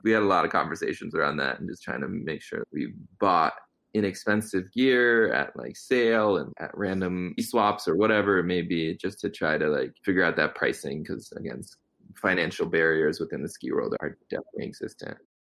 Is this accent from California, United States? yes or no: no; Connecticut, United States; also born or lived in Gujarat, India; mostly just saw folks with two legs and primarily white folks growing up in Connecticut